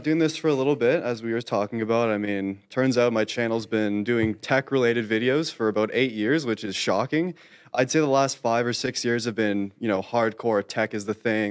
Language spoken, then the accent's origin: English; Canada; I am Canadian